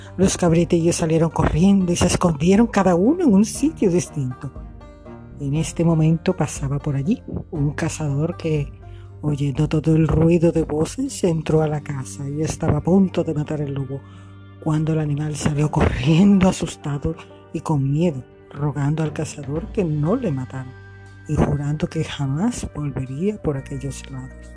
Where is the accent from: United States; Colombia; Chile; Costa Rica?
Colombia; now in Barranquilla, Colombia; En mi país, Colombia, mi maravilloso país hermoso.